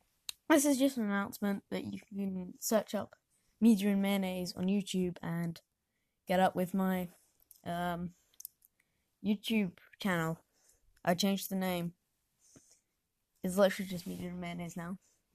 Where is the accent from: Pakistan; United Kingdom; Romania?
United Kingdom; South West England; Listen, I am actually from Devon, okay? You can't really hear it from my accent, but I'm from Devon, okay?